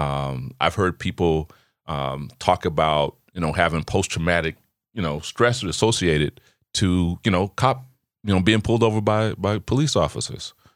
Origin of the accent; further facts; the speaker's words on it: Chicago, Illinois, United States; I grew up in Chicago